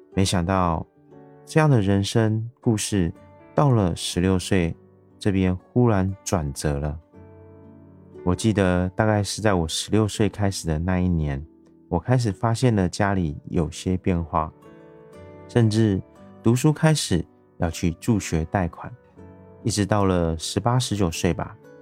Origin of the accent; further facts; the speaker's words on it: Taiwan; 我是一位来自台湾